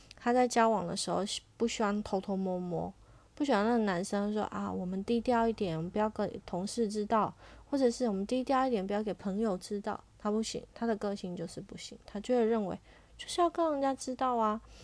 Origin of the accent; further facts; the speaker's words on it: Taiwan; 身为台湾人